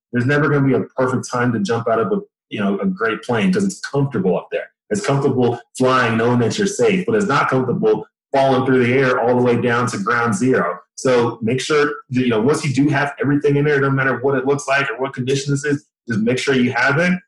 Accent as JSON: {"language": "English", "town": "Dallas", "region": "Texas", "country": "United States", "tie": "born or raised there", "moved": "as an adult", "said": "originally I'm from Dallas, Texas both my parents came from Nigeria um, to Texas in the 80s. They had me and my two brothers and my sister. We grew up there."}